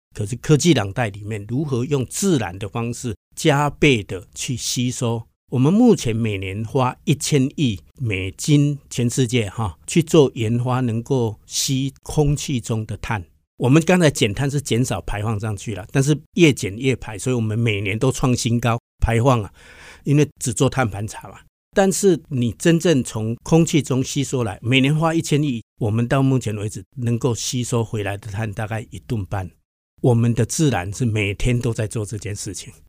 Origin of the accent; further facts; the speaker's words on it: Hsinchu, Hsinchu City, Taiwan; 我们自己本身新竹在地的人